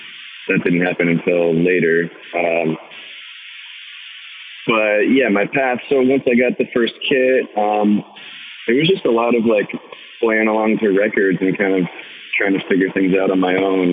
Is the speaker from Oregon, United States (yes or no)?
yes; Portland, Oregon, United States; kind of in the suburbs, all around the Sherwood, Tigard, Beaverton, the whole area